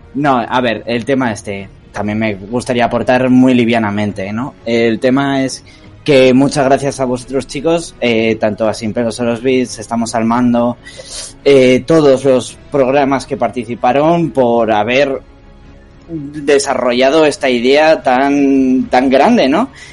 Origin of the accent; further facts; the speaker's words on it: Burgos, Castile and León, Spain; soy de Burgos, tío. Eh, estamos aquí en el norte